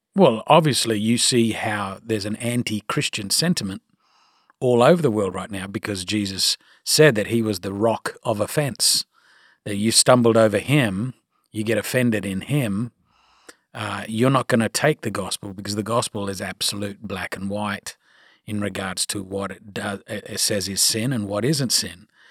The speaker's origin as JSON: {"language": "English", "country": "Australia", "accent": "Australian", "moved": "yes", "lives_now": "United States"}